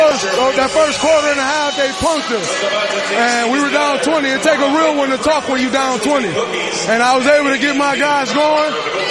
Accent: Saginaw, Michigan, United States; I grew up in Saginaw, Michigan.

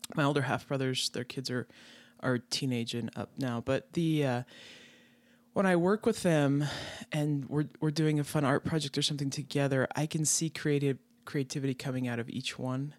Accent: Wyoming, United States; I grew up in Wyoming, out in the middle of the country, so in ranch country

